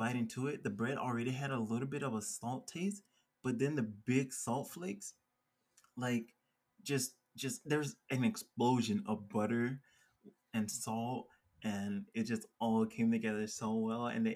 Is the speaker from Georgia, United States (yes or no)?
yes; Georgia, United States; now in Colorado, United States; growing up in Georgia